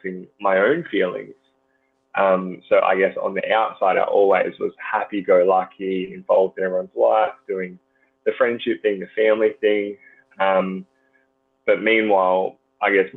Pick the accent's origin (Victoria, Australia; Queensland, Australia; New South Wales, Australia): Queensland, Australia; Gold Coast; growing up on the Gold Coast, the beaches are amazing